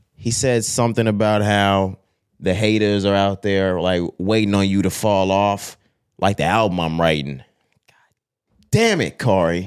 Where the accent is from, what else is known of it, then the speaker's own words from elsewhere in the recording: Texas, United States; We're from Texas